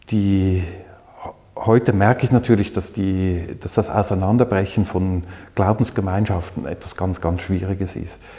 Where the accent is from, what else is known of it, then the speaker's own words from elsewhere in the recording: Zürich, Switzerland; Ich bin aufgewachsen in Zürich.